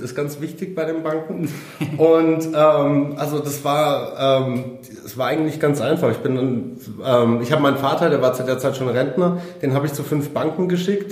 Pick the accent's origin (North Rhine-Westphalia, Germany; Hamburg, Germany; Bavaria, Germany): Bavaria, Germany; Munich; ich bin 33 Jahre alt, ich komme aus München